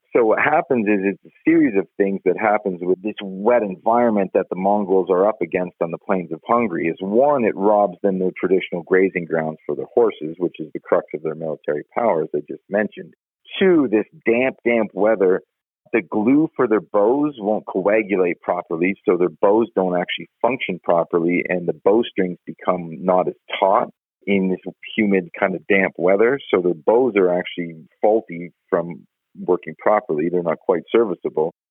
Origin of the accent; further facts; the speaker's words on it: Canada; now in Colorado, United States; I'm Canadian